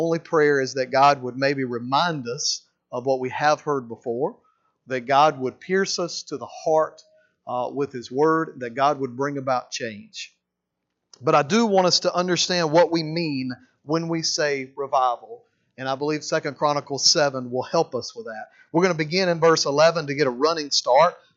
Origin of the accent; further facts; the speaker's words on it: Mississippi, United States; now in Alabama, United States; I'm a Mississippi boy originally. Born and raised in Mississippi